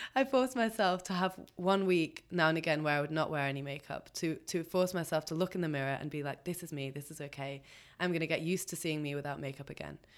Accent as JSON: {"language": "English", "region": "England", "country": "United Kingdom", "tie": "born or raised there", "said": "I'm half Pakistani, so there's definitely way more dark hair happening than most people that I grew up around in England"}